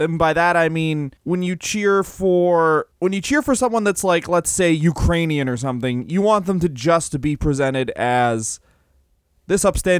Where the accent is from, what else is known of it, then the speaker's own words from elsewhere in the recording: Puerto Rico; Yes, this I'm from Puerto Rico.